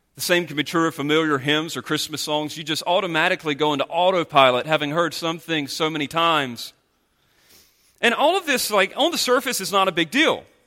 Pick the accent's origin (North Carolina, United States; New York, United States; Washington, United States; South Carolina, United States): North Carolina, United States; moved away; the state of North Carolina, in which I'm from